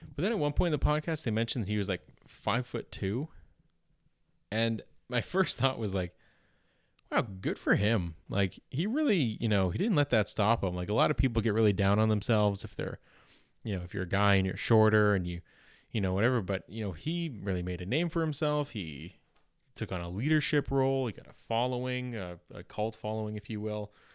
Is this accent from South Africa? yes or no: no; Canada; accent: Canadian